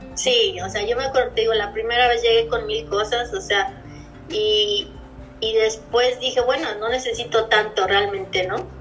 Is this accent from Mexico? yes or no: yes; Mexico City, Mexico; moved away as an adult; also born or lived in Puebla / Playa del Carmen / Cozumel / Chicago; now in Pittsburgh, United States; Yo vivía, vivía en Puebla, pero soy originaria de la Ciudad de México.